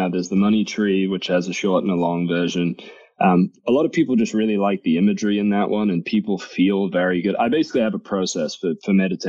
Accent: England, United Kingdom; now in Boise, United States; I'm English. I've had Jags my whole life. And then we decided we were moving to Boise.

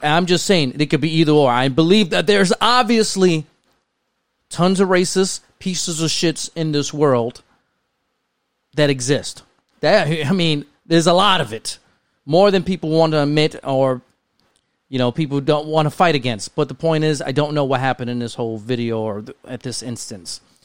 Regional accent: New York City, New York, United States; I was one out of two Spanish families where I lived at in the Bronx

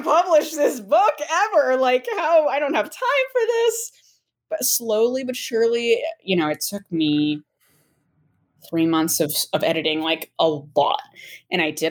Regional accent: Medfield, Massachusetts, United States; now in Brookline, United States; I am actually from Medfield, Massachusetts, which is like 45 minutes outside the city.

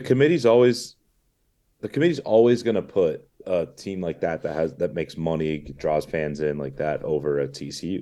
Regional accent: Bay Area, California, United States; I grew up with it in the Bay Area.

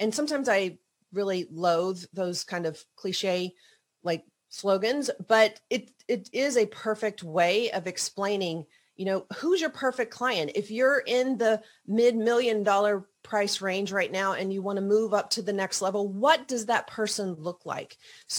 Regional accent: the South, United States; I always, again, growing up in the South, thought that, oh, you know, like you just have to make everybody happy.

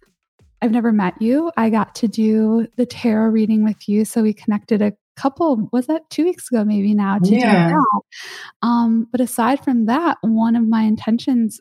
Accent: Chicago, Illinois, United States; now in California, United States; I'm from Chicago

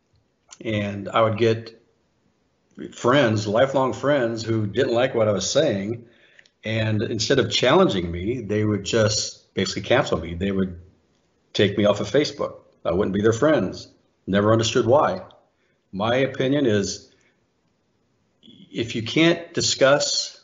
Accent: United States; being born an American

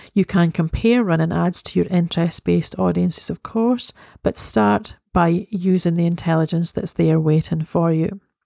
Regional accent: Scotland, United Kingdom; I am Scottish

